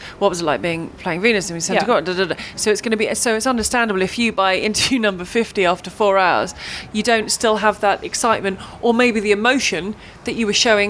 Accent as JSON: {"language": "English", "region": "England", "country": "United Kingdom", "said": "being English, British"}